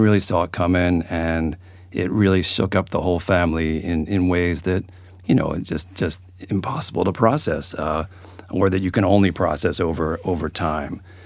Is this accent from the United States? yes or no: yes; Philadelphia, Pennsylvania, United States; now in Albany, United States; I'm from Philadelphia